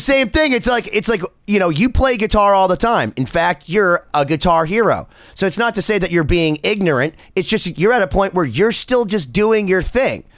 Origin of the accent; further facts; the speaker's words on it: Boston, Massachusetts, United States; I'm from Boston. I love Boston